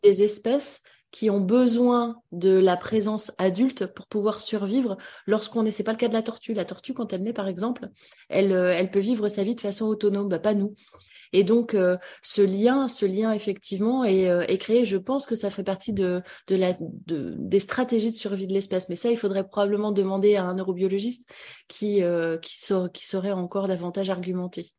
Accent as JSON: {"language": "French", "area": "Vendée", "region": "Pays de la Loire", "country": "France", "moved": "yes", "said": "Je viens de Vendée"}